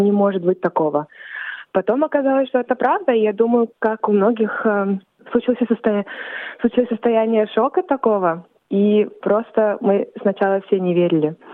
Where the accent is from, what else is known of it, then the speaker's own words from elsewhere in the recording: Australia; also born or lived in Volgograd, Russia; Я родилась в России, в городе Волгоград, но вскоре а моя семья переехала в Австралию